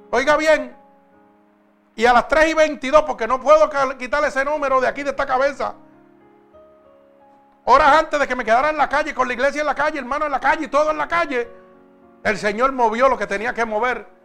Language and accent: Spanish; Puerto Rico; moved away; Cuando yo salí de Puerto Rico, salí con una maleta, una máquina de respirar y un sello de muerto en la frente y en la espalda.